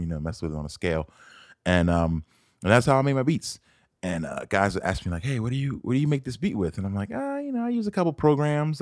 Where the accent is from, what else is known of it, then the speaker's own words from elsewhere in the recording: Philadelphia, Pennsylvania, United States; moved away as an adult; now in Arizona, United States; I'm from Philadelphia. Born and raised, not West Philadelphia, but, um, a place called West Oak Lane, which is in the north side of Philadelphia, where I spent all my life until two thousand six.